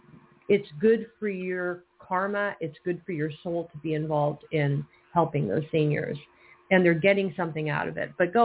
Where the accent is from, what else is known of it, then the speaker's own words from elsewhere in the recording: California, United States; I'm not from New York. I'm a native Californian